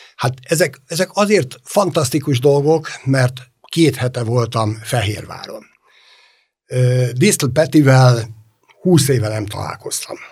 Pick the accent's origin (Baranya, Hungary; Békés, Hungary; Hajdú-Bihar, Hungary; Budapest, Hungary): Budapest, Hungary; a Ferencváros kellős közepén nőttem föl